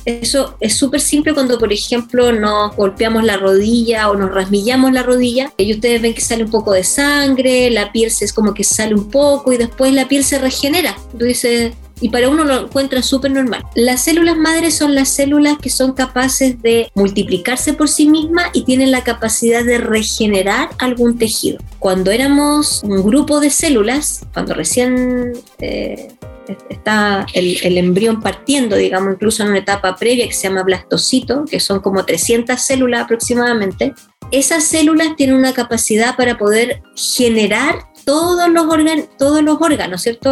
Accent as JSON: {"language": "Spanish", "town": "Santiago", "region": "Santiago Metropolitan Region", "country": "Chile", "tie": "born or raised there", "also_born_or_lived": "Valdivia, Chile", "said": "yo nací en Valdivia, soy valdiviana y yo creo que a pesar de que allá mm, no tuve como colegio ni educación, yo siento que eso me marca a mí como persona en el sentido que yo me siento siempre muy sureña porque estuve en el colegio San Agustín por 12 años, entré, entré a kinder solamente a un colegio, o sea, perdón, a un jardín infantil, que en este momento no me acuerdo cómo se llamaba, en Ñuñoa"}